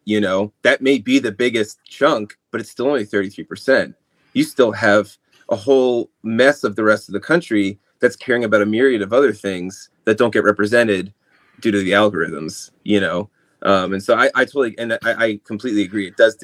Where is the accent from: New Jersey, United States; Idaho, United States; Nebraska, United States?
New Jersey, United States; I'm from New Jersey, by the way. So I definitely understand when I tell people I'm from New Jersey, you can imagine all the stereotypes and I'm Italian, so, you know, Jersey Shore.